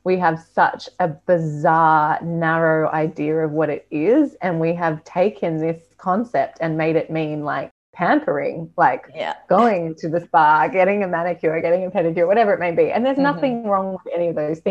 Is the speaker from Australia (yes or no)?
yes; Australia; moved away